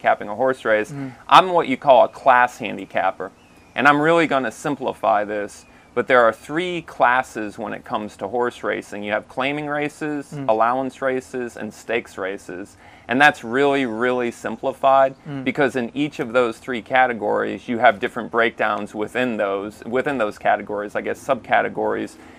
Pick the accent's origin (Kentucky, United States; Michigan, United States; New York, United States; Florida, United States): Florida, United States; Sarasota; also born or lived in Orlando; I grew up in Sarasota